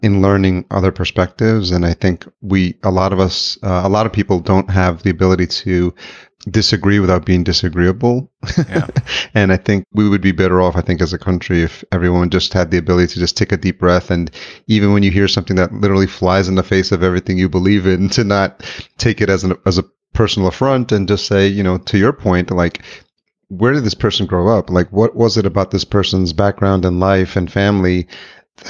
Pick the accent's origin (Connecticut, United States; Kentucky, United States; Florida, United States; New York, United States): New York, United States; Yonkers; I grew up in Yonkers, New York, which is just north of Manhattan